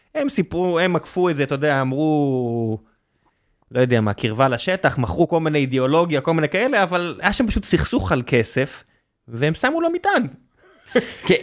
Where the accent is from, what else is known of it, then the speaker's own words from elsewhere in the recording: Beersheba, Southern District, Israel; moved away; אני באר שבעי